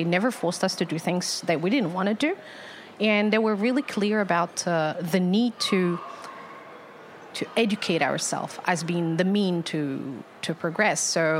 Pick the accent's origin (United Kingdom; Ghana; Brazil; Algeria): Algeria; born there; So I'm born in Algeria. I was born in Algeria. Mm-hmm. So, and yeah, and that's where I spent some of my life, but not a lot, really.